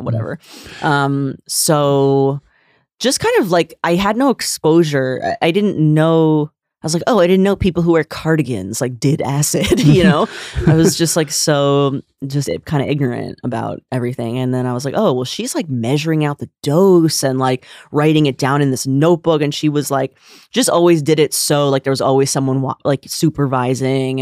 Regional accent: Bergen County, northern New Jersey, United States; also born or lived in New York City / Boston / Jerusalem; I am from northern New Jersey, from Bergen County

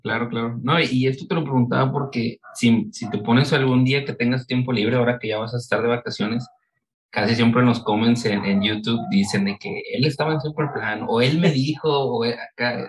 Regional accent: Monterrey, Nuevo León, Mexico; yo soy de aquí de Monterrey

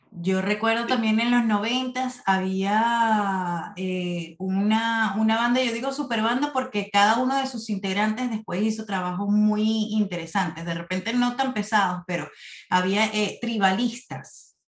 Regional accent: Venezuela; moved away as an adult; now in Phoenix, United States; allá en Venezuela, país de donde soy oriunda, y aquí aquí en Estados Unidos

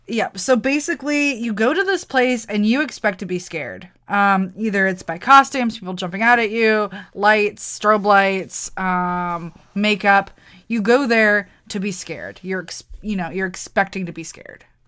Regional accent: Wisconsin, United States; I'm from Wisconsin

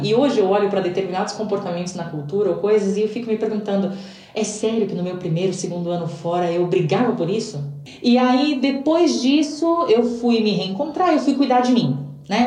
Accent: São Paulo, Brazil; moved away as an adult; now in Santiago, Chile; Eu venho de São Paulo, e para mim que venho de São Paulo, que não é a capital do Brasil

